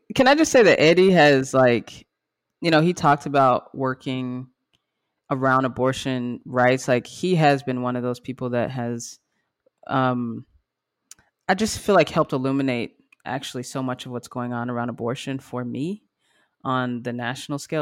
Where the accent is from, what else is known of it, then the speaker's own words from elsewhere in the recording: Grand Prairie, Texas, United States; We're from Grand Prairie, Texas